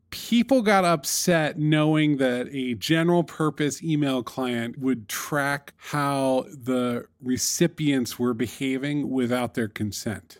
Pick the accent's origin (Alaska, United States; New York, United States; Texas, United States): New York, United States; New York City; It's my hometown